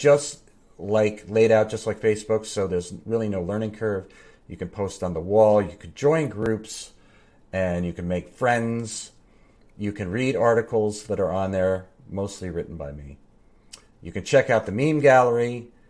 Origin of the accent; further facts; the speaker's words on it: New Jersey, United States; I'm from Jersey, Steve.